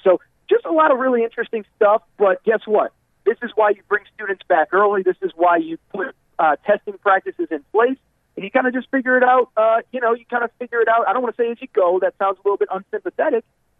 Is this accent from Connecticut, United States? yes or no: yes; Connecticut, United States; John knows this, but I'm from Connecticut originally. My mom lives in Connecticut.